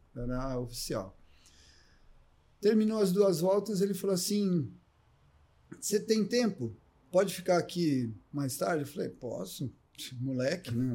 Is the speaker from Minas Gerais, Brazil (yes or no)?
no; Ribeirão Preto, São Paulo, Brazil; also born or lived in Jaboticabal; me criei em Ribeirão Preto